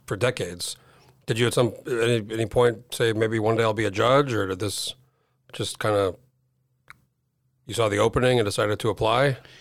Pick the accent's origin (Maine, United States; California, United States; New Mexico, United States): New Mexico, United States; now in Alaska, United States; I grew up in New Mexico. I moved here in oh four